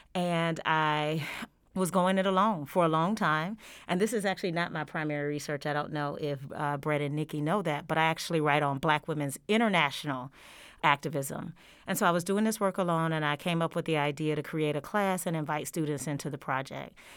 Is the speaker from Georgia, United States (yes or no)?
yes; Georgia, United States; moved away as an adult; now in Oklahoma, United States; I have been in Oklahoma since 2018, and I am originally from the state of Georgia.